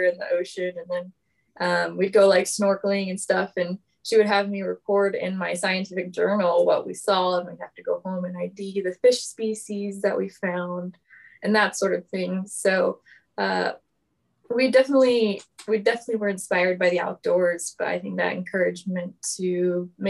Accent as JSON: {"language": "English", "region": "Florida", "country": "United States", "tie": "born or raised there", "moved": "as an adult", "lives_now": "Juneau, United States", "said": "I grew up in Florida, and that's where I went to school."}